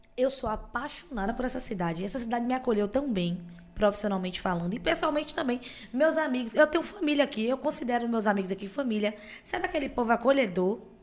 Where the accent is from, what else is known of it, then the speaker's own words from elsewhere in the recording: Itapetinga, Bahia, Brazil; moved away; also born or lived in Ilhéus / Itabuna; Eu nasci numa segunda-feira de carnaval, Tapetinga, lá no sudoeste da Bahia, onde eu nasci.